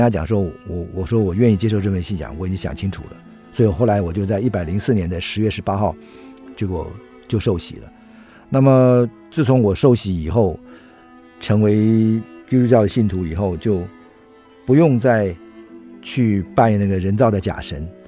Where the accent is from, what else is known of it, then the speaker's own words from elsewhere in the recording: Taiwan; 因为我们是台湾人，那不是当地的美国人